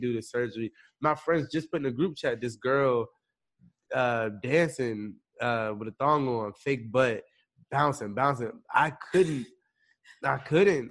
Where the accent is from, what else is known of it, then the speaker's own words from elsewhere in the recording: Maryland, United States; moved away as an adult; now in Los Angeles, United States; I'm from Maryland. I'm from all the way across the United States. You know, like Baltimore, D.C., like Maryland, that area.